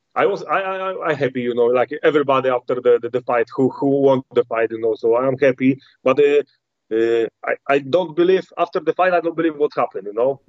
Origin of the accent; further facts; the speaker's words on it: Poland; English is a second language; when I come back to Poland